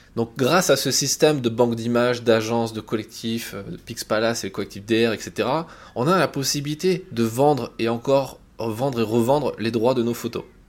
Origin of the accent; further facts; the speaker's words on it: France; quand on est français